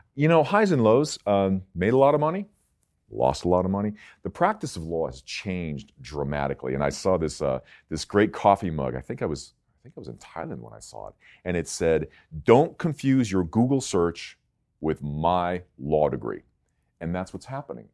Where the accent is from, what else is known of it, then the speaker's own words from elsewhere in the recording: Palos Verdes, California, United States; I grew up in Palos Verdes